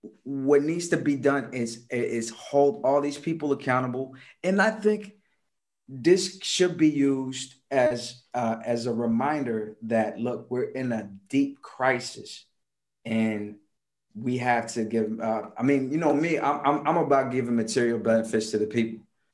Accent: Comoros; English is a second language; I come from the Comoros Islands. Let me tell you something about the Comoros Islands. You probably never heard of it, from Lower East Africa.

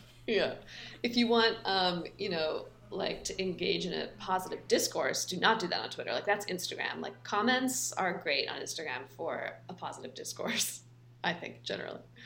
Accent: Palo Alto, California, United States; I grew up in Palo Alto

